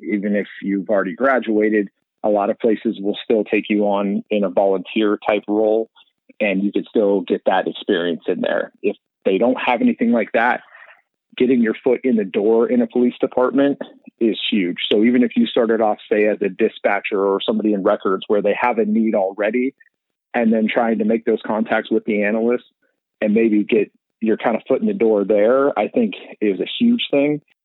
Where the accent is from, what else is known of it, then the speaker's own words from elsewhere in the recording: Colorado, United States; now in Arizona, United States; I grew up in Colorado